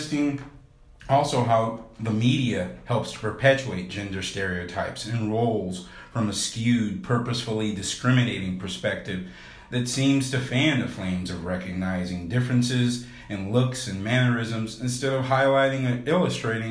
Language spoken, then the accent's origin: English; North Texas, United States; my school age life while growing up in North Texas